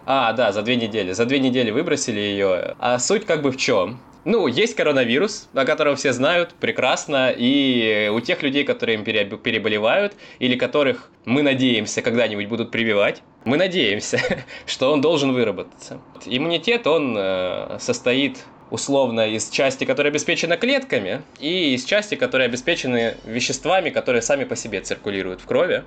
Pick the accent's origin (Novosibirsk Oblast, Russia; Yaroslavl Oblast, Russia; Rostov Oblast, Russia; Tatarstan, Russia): Rostov Oblast, Russia; Rostov-on-Don; я коренной ростовчанин